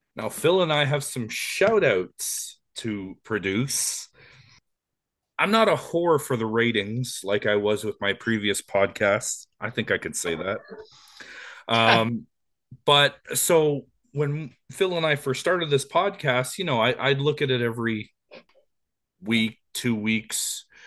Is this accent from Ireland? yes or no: no; Canada; we're Canadian